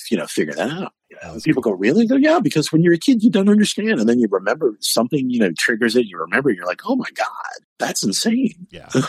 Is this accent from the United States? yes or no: yes; New England, United States; People, aren't you cold? I'm like, nah, I'm from New England. It's 50 out. I'm in the hot tub.